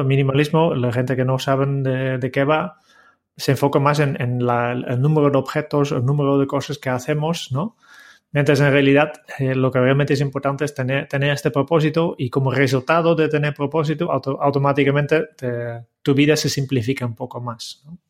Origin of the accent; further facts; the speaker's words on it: Netherlands; yo, como holandés